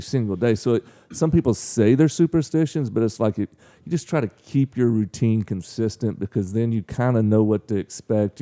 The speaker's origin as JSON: {"language": "English", "town": "Mangum", "region": "Oklahoma", "country": "United States", "tie": "born or raised there", "also_born_or_lived": "Weatherford, Oklahoma", "moved": "as an adult", "lives_now": "Frankfort, Illinois, United States", "said": "I was born there, but I was actually, I mean, I lived my whole entire life in Mangum. Um, I mean, I moved there when I was maybe one and, you know, lived there till I was, till I left high school"}